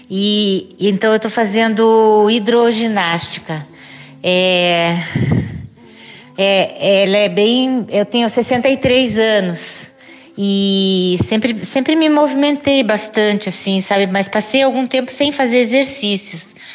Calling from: Curitiba, Paraná, Brazil; de Curitiba e eu gosto muito de dançar.

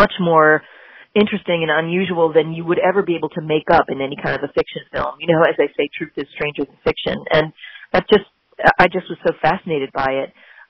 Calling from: Brooklyn, New York, United States; also born or lived in Kentucky; Right now I'm calling from Brooklyn, New York.

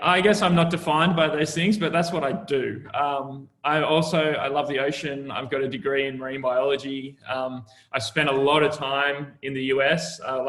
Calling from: Sydney, New South Wales, Australia; Yeah, I'm coming from the future. Sat in my little office right here in Manly, Sydney, Australia.

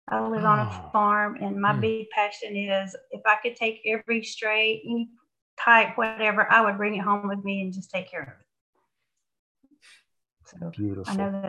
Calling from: Georgia, United States; I'm calling from Georgia.

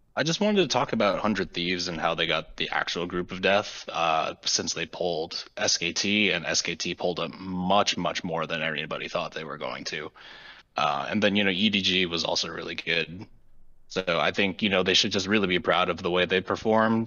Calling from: Boston, Massachusetts, United States; I'm calling from Boston, Massachusetts

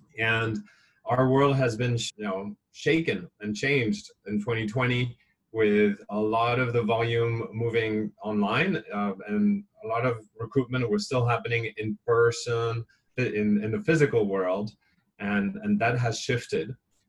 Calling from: Hong Kong; I'm calling you from Hong Kong, where things are pretty quiet.

